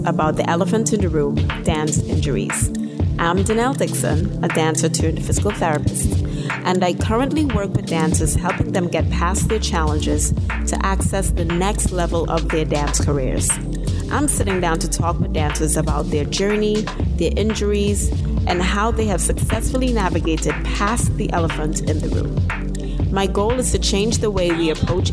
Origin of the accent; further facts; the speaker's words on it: Trinidad & Tobago; Growing up in Trinidad and Tobago, when I started a little bit of my dance career